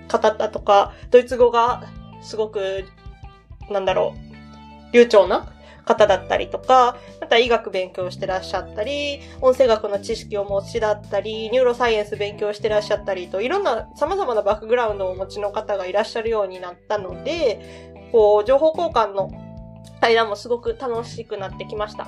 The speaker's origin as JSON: {"language": "Japanese", "region": "Osaka dialect", "country": "Japan", "accent": "Osaka-ben", "said": "私大阪弁話者なので"}